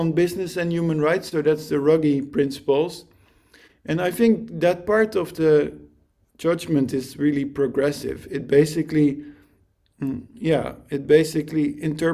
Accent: The Hague, South Holland, Netherlands; my hometown of The Hague, Netherlands

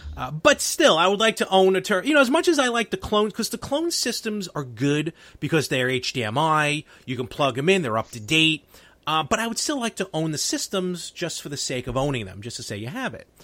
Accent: New York City, New York, United States; me and Anthony, we grew up in Brooklyn

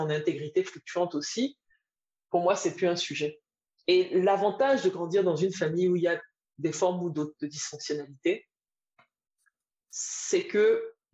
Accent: Côte d’Ivoire; moved away; Je venais d'une Côte d'Ivoire où, à l'époque, on rentrait encore à midi, manger à la maison et faire la sieste.

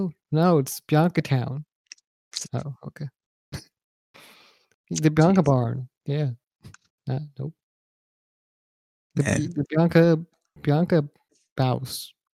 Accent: Massachusetts, United States; Yeah, Boston. Like I'm from Massachusetts.

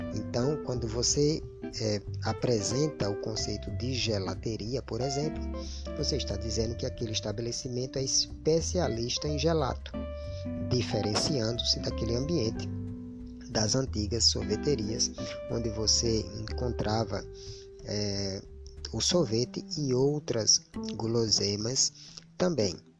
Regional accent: Brazil; first language Portuguese; a nossa língua materna, a língua portuguesa, ou por que não dizer a nossa língua brasileira. Afinal de contas, a língua falada aqui no Brasil

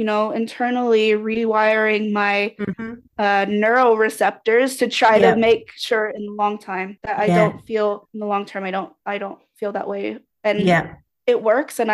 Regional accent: United States; a person who was raised in the US.

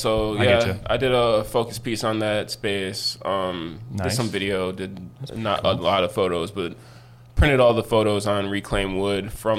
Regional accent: Buffalo, New York, United States; I'm a photographer from Buffalo, New York.

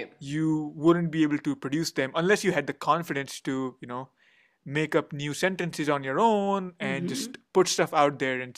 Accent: India; first language Hindi; English is a second language; so I speak Hindi, which is my mother tongue, but I can't write it or read it much. And then English is my main professional language.

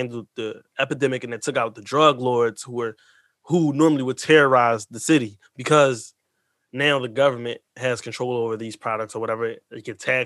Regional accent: Philadelphia, Pennsylvania, United States; I grew up in Kensington.

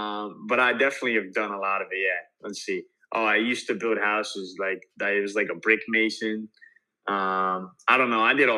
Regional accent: Paris, Illinois, United States; now in Miami, United States; I grew up in a little small town. It's called Paris, Illinois.

